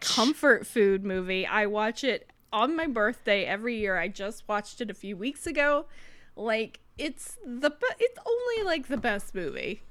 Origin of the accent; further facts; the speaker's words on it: United States; we're Americans